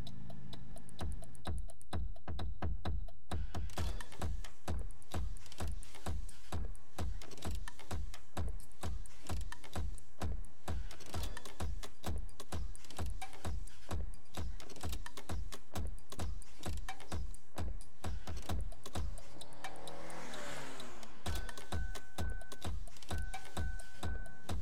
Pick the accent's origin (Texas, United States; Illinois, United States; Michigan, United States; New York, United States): Illinois, United States; Sandwich; now in Springfield, Missouri, United States; I'm originally from 60 miles west of Chicago. I grew up in a farming community called Sandwich